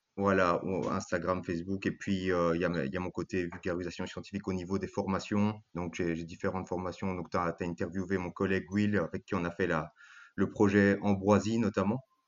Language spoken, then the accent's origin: French; Belgium; je suis belge d'origine grecque